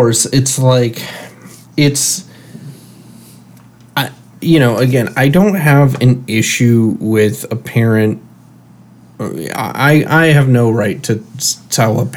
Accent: Michigan, United States; moved away as an adult; now in San Francisco, United States; grew up in Michigan, and I grew up with football in the atmosphere of U of M and state

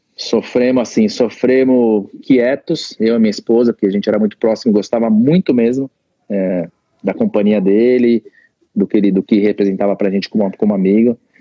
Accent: Santo André, São Paulo, Brazil; moved away as an adult; also born or lived in California; now in United States; Santo André, que tinha muita amizade lá na, na cidade onde eu nasci, né? Onde, onde meus pais moram até hoje

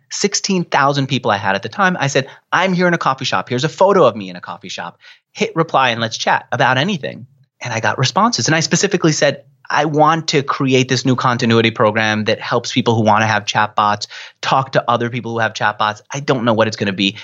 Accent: New York, United States; I'm a New Yorker, I talk a mile a minute.

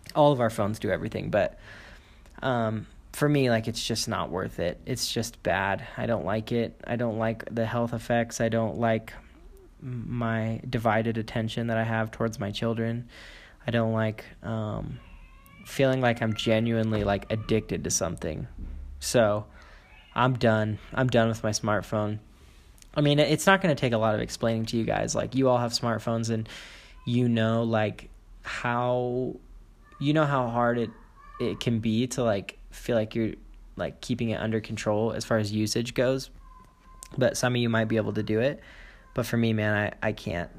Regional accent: United States; moved away as an adult; now in China; I'm moving back to my home country, America

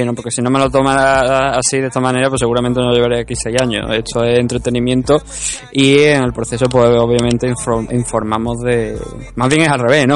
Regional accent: Spain; somos españoles

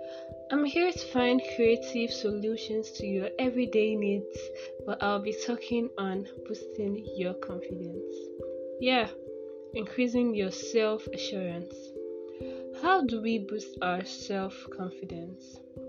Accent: Nigeria; I'm a student of Gregory University. I'm from Nigeria

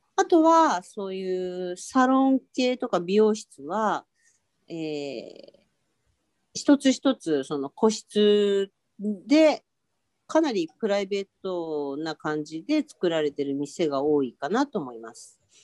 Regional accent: Tokyo, Japan; 東京生まれ東京育ち

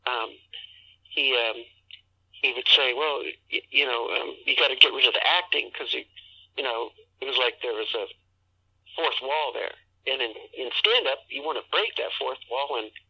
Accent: Southern California, United States; moved away; also born or lived in Seattle / San Francisco / San Diego / Tampa, Florida; Southern California, but I've lived all over the place. Lived in uh, lived in Seattle, San Francisco, San Diego. Went to school in San Diego and San Francisco, uh, um, and Seattle

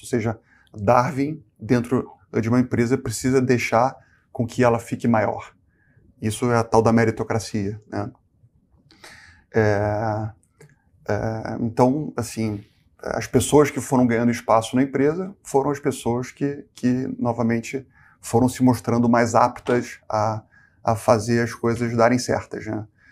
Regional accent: Rio de Janeiro, Brazil; moved away as an adult; also born or lived in Porto Alegre; Eu sou carioca.

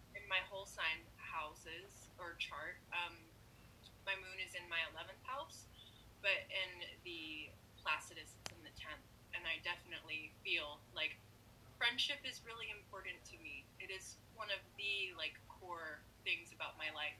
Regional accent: North Carolina, United States; now in Seattle, United States; I was born in North Carolina

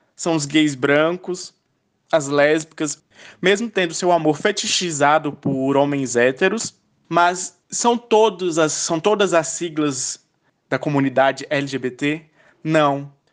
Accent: Luziânia, Goiás, Brazil; sou de Lusiânia, Goiás

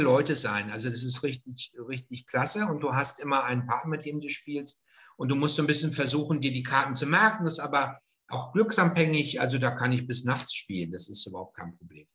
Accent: northern Ruhr area, north of Dortmund, North Rhine-Westphalia, Germany; now in Franconia, Germany; nördliches Ruhrgebiet, Münsterland, also nördlich von Dortmund ist mein, mein Ort, wo ich herstamme.

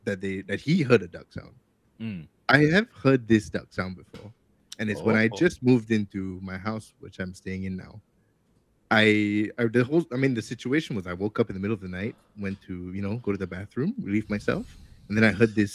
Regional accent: Singapore; as a Singaporean, I have never heard, I've never smelt the smell of frangipani.

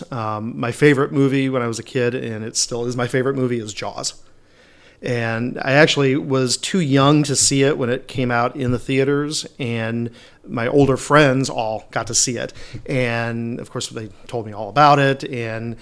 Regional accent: Milford, Michigan, United States; also born or lived in Royal Oak, Michigan; I am originally from Michigan. I was born in Royal Oak, but I grew up in a little town north of Detroit called Milford.

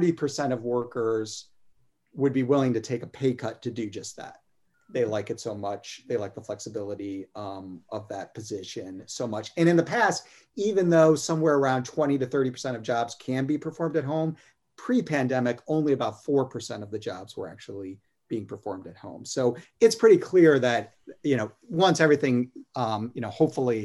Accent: Detroit, Michigan, United States; now in South Carolina, United States; I'm from Detroit originally

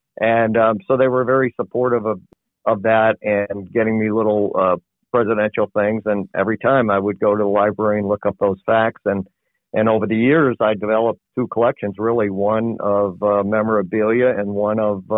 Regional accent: Manlius, New York, United States; moved away as an adult; also born or lived in Syracuse, New York; Yes, I actually was born in Syracuse, New York. I grew up in Manlius, New York, which is about 10 miles outside of Syracuse. We lived there even when, at the time I was born, but the hospital was in Syracuse.

